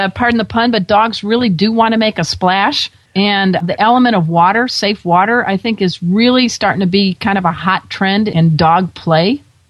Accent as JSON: {"language": "English", "region": "Midwest", "country": "United States", "moved": "yes", "lives_now": "Southern California, United States", "said": "I'm a girl from the Midwest"}